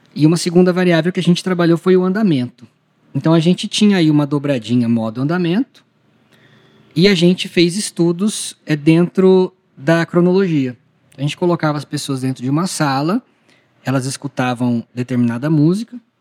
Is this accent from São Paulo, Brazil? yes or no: yes; Ribeirão Preto, São Paulo, Brazil; lá em Ribeirão Preto, que é a minha cidade natal